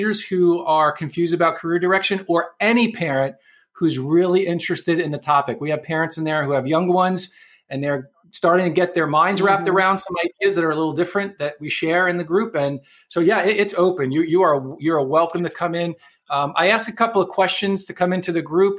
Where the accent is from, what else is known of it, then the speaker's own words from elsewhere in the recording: New York City, New York, United States; moved away; I'm from New York City originally, so I grew up around a lot of Italians